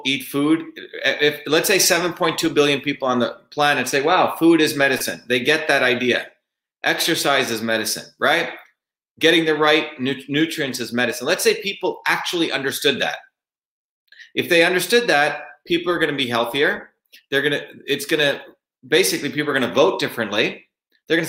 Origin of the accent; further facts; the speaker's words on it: India; now in United States; When I grew up in India, in my small village in India, my grandmother was a village healer